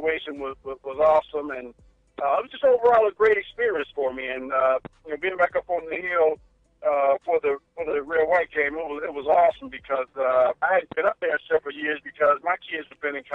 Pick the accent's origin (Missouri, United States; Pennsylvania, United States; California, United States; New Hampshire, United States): Missouri, United States; St. Louis; moved away as an adult; also born or lived in Fayetteville, Arkansas; I was coming from St. Louis. I was a city guy. I grew up in the city.